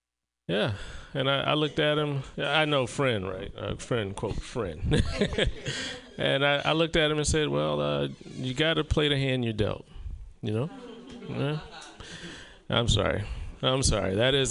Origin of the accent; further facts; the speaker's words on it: Southern United States, United States; I'm from the South. And to escape the bitter racism of the South, I moved to Oregon.